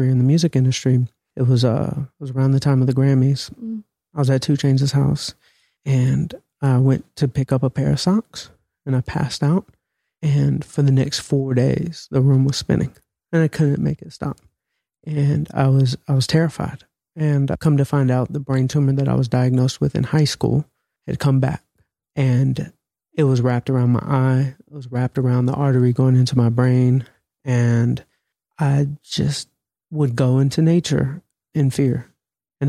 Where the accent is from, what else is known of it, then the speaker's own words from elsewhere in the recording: Atlanta, Georgia, United States; I'm from Atlanta